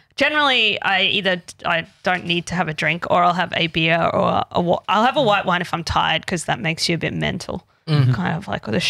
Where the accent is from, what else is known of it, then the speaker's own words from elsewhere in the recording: Queensland, Australia; I grew up in Queensland